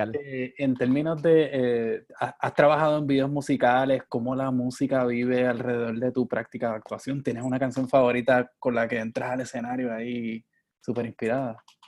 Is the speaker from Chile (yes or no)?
no; Puerto Rico; yo soy de Puerto Rico